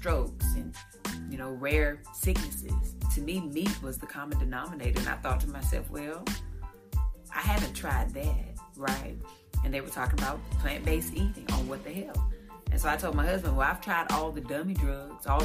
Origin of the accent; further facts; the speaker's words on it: Eden, North Carolina, United States; I'm originally from Eden, North Carolina. I'm a small town country girl